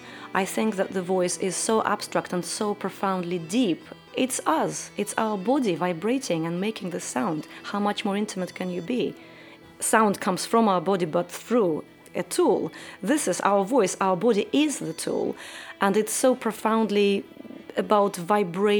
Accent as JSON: {"language": "English", "town": "Kazan", "region": "Tatarstan", "country": "Russia", "tie": "born or raised there", "also_born_or_lived": "Siberia", "said": "I was born in Siberia, and when I was three, my parents moved to Kazan, which is the capital of Tatarstan."}